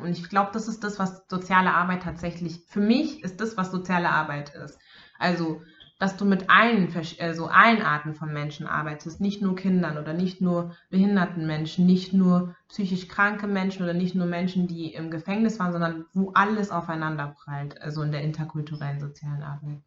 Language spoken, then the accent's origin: German; Bavaria, Germany; moved away; ich bin in Bayern aufgewachsen